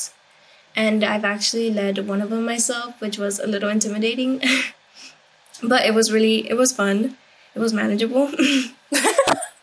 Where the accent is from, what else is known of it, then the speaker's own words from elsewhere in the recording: Rio Grande Valley, Texas, United States; I grew up in the Rio Grande Valley